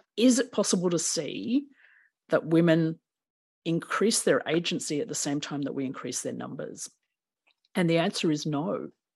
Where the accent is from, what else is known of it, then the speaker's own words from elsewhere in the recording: Melbourne, Victoria, Australia; I was born in Melbourne, Naarm